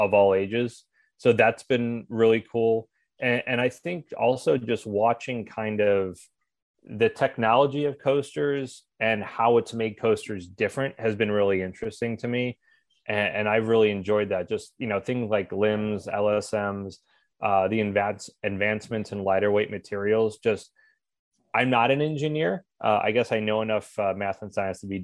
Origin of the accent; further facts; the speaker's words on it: St. Louis, Missouri, United States; I grew up in St. Louis